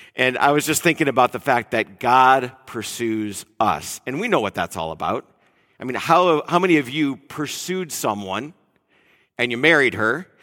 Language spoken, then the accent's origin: English; Detroit, Michigan, United States; moved away as an adult; also born or lived in Mill Valley, California; I'm from Detroit area